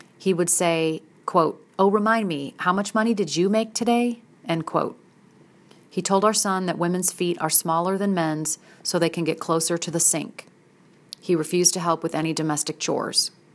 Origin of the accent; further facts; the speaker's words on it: St. Louis, Missouri, United States; moved away as an adult; also born or lived in Philadelphia / Southern Illinois; relocated me back to Saint Louis, my hometown area, from Philadelphia